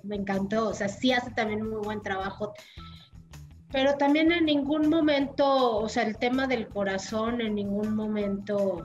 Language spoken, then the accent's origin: Spanish; Mexico; como mexicana